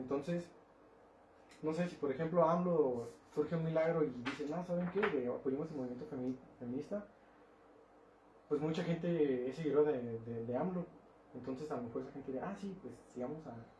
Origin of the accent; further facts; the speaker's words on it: Mexico; soy mexicano